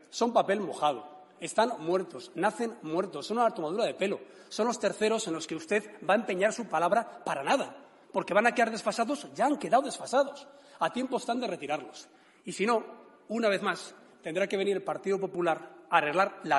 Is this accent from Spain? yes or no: yes; Madrid, Community of Madrid, Spain; que yo, de verdad, como madrileño, es que alucino.